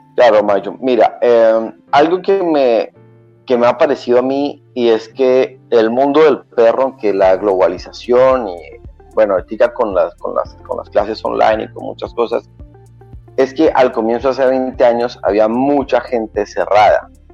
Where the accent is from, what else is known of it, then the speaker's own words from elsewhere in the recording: Colombia; also born or lived in Cartagena, Colombia; soy colombiano, nací en la ciudad de em, Cartagena, Colombia, una ciudad a las orillas del eh, Mar Caribe. Luego nos, fuimos para la ciudad de em, Bogotá